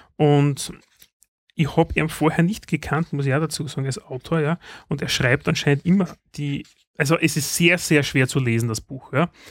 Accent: Styria, Austria; bei uns in der Steiermark

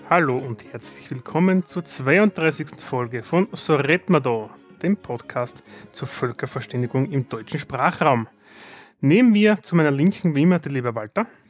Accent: Austria; wir sind Österreicher

